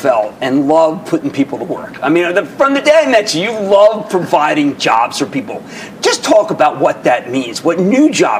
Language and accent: English; Brooklyn, New York, United States; I'm from Brooklyn